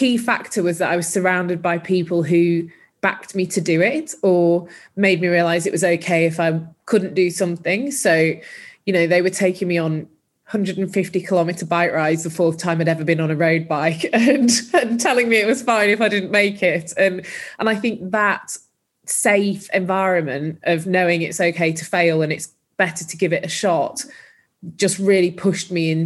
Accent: Huddersfield, Yorkshire and the Humber, United Kingdom; moved away as an adult; also born or lived in London; I grew up in Huddersfield in Yorkshire

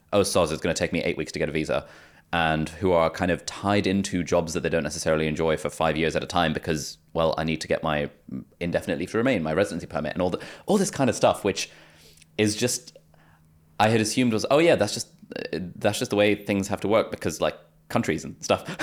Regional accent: United Kingdom; born or raised there; also born or lived in Pakistan / Lesotho

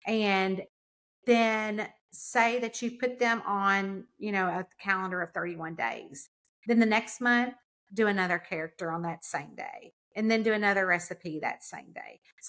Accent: the South, United States; I'm from the South. We feel like when you come in, we have got an Entenmann's cake waiting on the table for you, a pot of coffee.

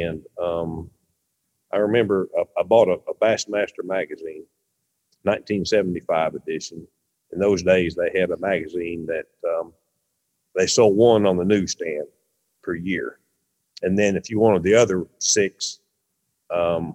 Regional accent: Mansfield, Missouri, United States; We were a real small town where I grew up in Mansfield, Missouri.

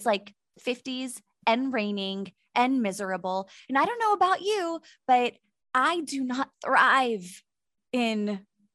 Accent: Pittsburgh, Pennsylvania, United States; moved away; I'm from Pittsburgh, so I've seen snow before

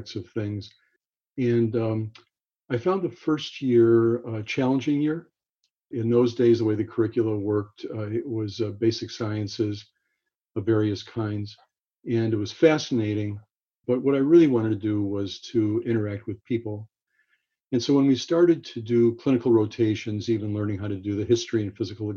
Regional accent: Los Angeles, California, United States; I grew up in Los Angeles

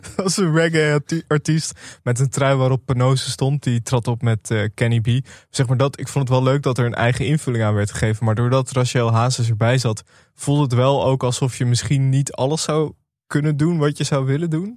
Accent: Amsterdam, North Holland, Netherlands; ik kom uit Amsterdam

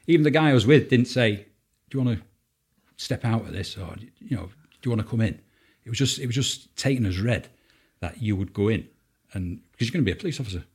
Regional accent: Salford, North West England, United Kingdom; I'm from Salford, uh, Lower Kersal uh, from a two up, two down terraced house. Um, mum and dad didn't have much money. Um, um I went to local primary school there.

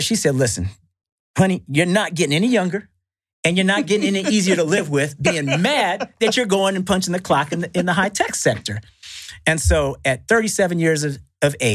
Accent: Northern California, United States; growing up in Northern California, there right by Silicon Valley

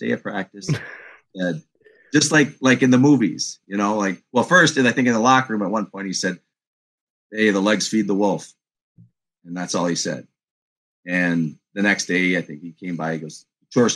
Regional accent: Minneapolis, Minnesota, United States; I'm from Minneapolis.

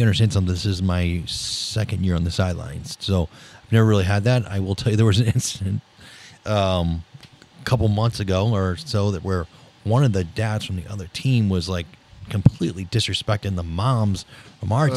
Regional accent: St. Louis, Missouri, United States; also born or lived in Ballwin, Missouri; I moved from Baldwin to St. Francis de Sales on the south side.

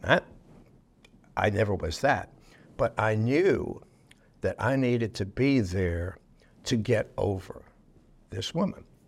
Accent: New York City, New York, United States; I was born in New York City

